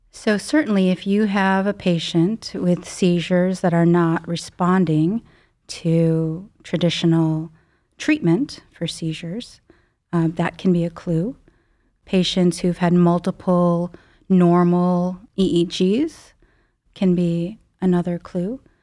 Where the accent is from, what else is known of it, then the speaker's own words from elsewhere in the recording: Chicago suburbs, Illinois, United States; moved away as an adult; now in Cleveland, United States; I grew up in the Midwest, um, Chicago suburbs